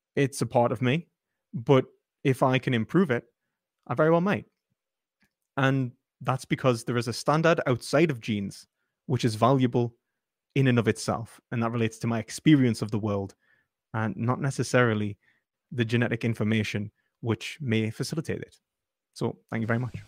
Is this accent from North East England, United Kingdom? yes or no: yes; Newcastle upon Tyne, North East England, United Kingdom; my identity as a British person, as a Geordie